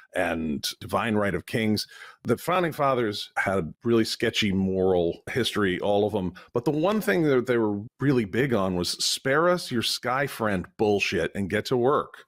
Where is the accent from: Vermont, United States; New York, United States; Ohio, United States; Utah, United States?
Vermont, United States; I'm from Vermont